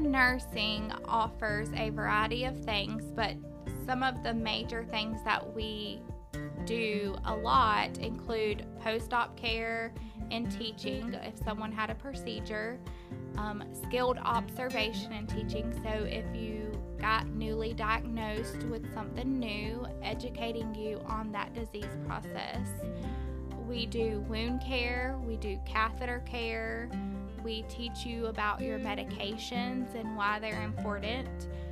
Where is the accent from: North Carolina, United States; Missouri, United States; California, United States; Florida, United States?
Florida, United States; Live Oak; I am born and raised in Live Oak, Florida. I have lived here my whole life